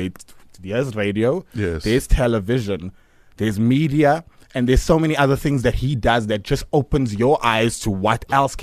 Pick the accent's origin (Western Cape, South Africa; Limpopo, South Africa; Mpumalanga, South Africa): Western Cape, South Africa; Cape Town; born there; now in Johannesburg, South Africa; I was born in Cape Town.